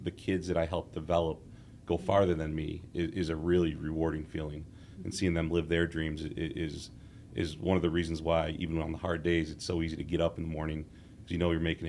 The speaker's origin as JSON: {"language": "English", "town": "Wheaton", "region": "Illinois", "country": "United States", "tie": "born or raised there", "lives_now": "Lombard, United States", "said": "I am from the area. I'm from Wheaton. My parents still live in the house I grew up at, and I live in Lombard now, about 10 minutes away from them."}